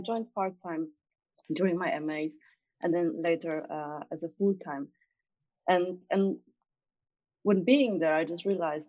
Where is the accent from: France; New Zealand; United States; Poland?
Poland; moved away as an adult; now in London, United Kingdom; So I came from Poland back then, and I was 23, coming from big organizations, from Accenture and Boston Consulting Group.